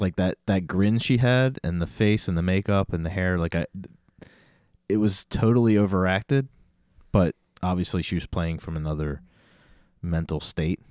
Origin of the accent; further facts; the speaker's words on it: United States; I'm so American